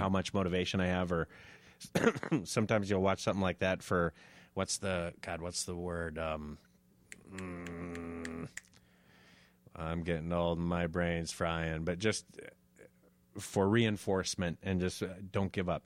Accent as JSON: {"language": "English", "town": "Moorhead", "region": "Minnesota", "country": "United States", "tie": "born or raised there", "said": "I grew up in Morehead"}